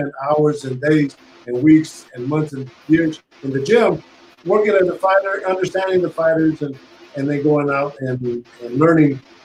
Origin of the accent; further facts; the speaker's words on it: Northern California, United States; moved away as an adult; now in Las Vegas, United States; I'm from Northern California